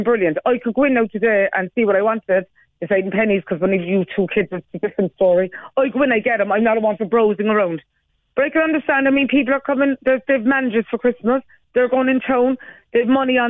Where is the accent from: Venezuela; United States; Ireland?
Ireland; Cork, County Cork; I was on before in Born and Bred in the North Side.